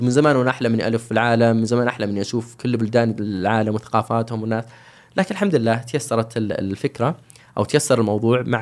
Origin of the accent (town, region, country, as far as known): Saudi Arabia